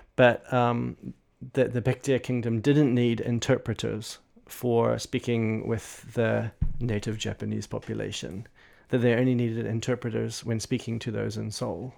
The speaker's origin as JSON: {"language": "English", "country": "New Zealand", "accent": "New Zealand", "said": "in my New Zealand accent"}